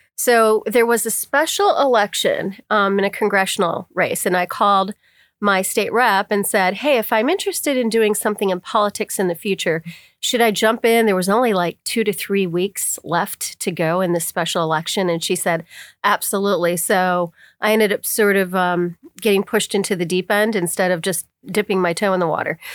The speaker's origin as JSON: {"language": "English", "area": "Bradford County", "region": "Pennsylvania", "country": "United States", "tie": "born or raised there", "said": "I was born and raised in Bradford County"}